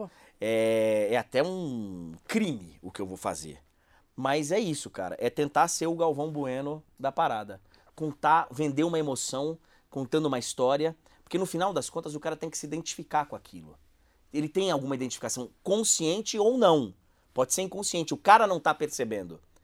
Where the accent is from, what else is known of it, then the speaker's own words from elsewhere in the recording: Bahia, Brazil; Eu fui criado na Bahia.